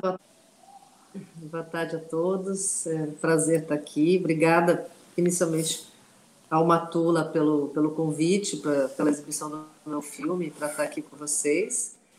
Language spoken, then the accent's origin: Portuguese; Morro Reuter, Rio Grande do Sul, Brazil; first language German dialect (Riograndenser Hunsrückisch); Portuguese is a second language; moved away as an adult; also born or lived in Novo Hamburgo; now in Rio de Janeiro, Brazil; eu nasci lá, vivi nessa, nessa comunidade até os nove anos de idade